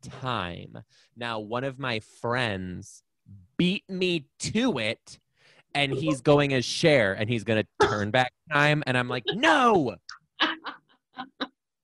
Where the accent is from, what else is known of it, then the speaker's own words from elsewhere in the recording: Southeast Michigan, United States; I grew up in Southeast Michigan